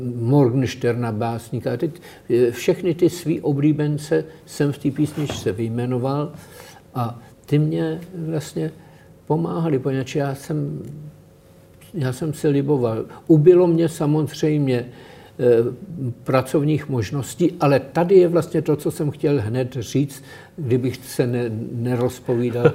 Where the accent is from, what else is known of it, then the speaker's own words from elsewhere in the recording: Prague, Czechia; jsem z Praha, je pro mě město, kde se cítím dobře.